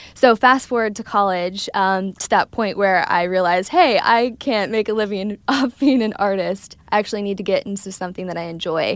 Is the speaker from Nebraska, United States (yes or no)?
no; Ohio, United States; I'm from Ohio, Midwest